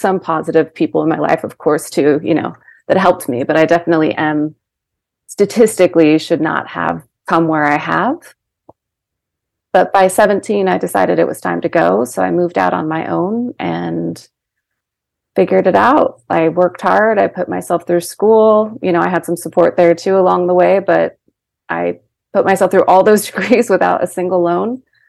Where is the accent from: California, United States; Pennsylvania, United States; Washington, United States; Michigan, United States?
Washington, United States; Seattle; born there; I was born in Washington, in Seattle, Washington.